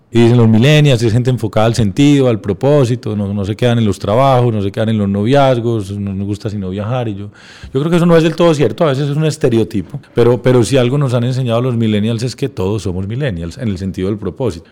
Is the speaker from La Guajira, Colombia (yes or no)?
no; Medellín, Antioquia, Colombia; also born or lived in United States; nací en Medellín